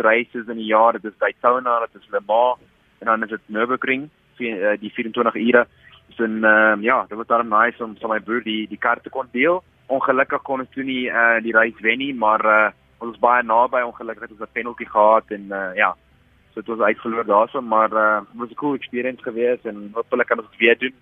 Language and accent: Afrikaans; South Africa; moved away